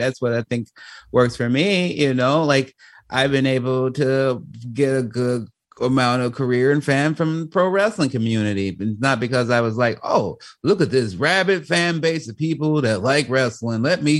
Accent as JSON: {"language": "English", "town": "Chicago", "region": "Illinois", "country": "United States", "tie": "born or raised there", "said": "the way my voice sounds as a young, you know, black man growing up in Chicago"}